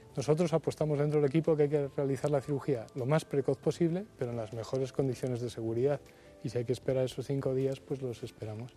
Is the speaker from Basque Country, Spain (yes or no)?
no; Logroño, La Rioja, Spain; Yo nací en Logroño